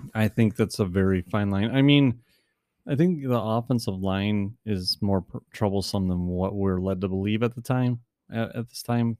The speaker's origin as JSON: {"language": "English", "region": "Wisconsin", "country": "United States", "said": "we are from the Wisconsin area, in case you can't tell by our awesome voices"}